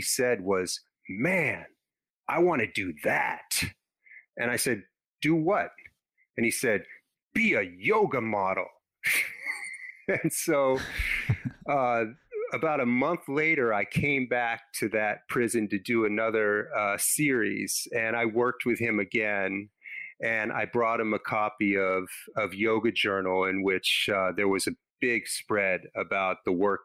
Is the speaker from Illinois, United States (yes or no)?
no; Los Angeles, California, United States; I grew up in Los Angeles